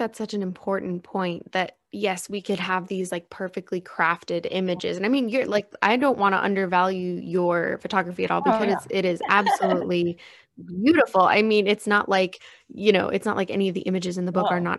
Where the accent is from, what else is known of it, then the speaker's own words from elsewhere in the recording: Chicago, Illinois, United States; now in San Diego, United States; because I too am a transplant to San Diego. I came from Chicago area, and the ocean was always calling to me since I was younger.